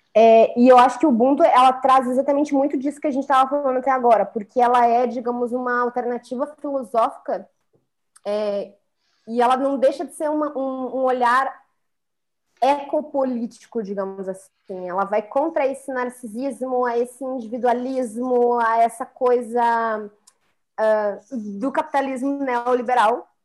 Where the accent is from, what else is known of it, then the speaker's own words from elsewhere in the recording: Brazil; nós, como brasileiros